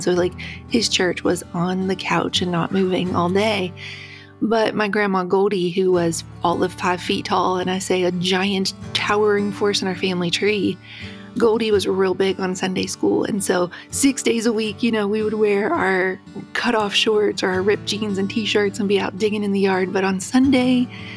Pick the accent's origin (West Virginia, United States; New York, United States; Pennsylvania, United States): West Virginia, United States; I grew up in West Virginia